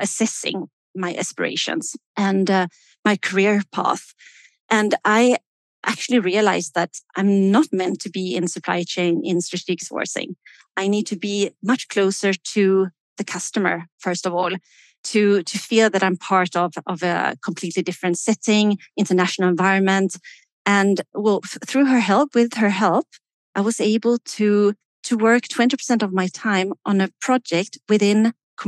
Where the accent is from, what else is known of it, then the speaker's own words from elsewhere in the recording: Sweden; now in Switzerland; I am based in Switzerland. I am originally from Sweden.